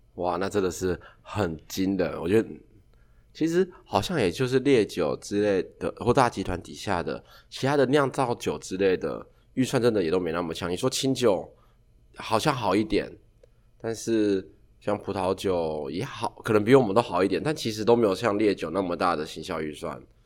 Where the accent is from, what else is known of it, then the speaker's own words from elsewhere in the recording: Yilan County, Taiwan; 我是宜兰人